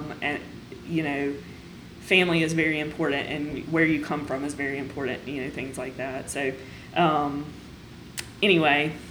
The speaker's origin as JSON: {"language": "English", "country": "United States", "tie": "born or raised there", "said": "So I grew up in Stone County, which is just a little bit south of here."}